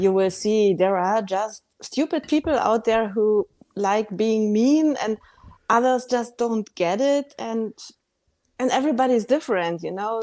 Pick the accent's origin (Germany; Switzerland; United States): Germany; Bavaria; moved away; I grew up in Bavaria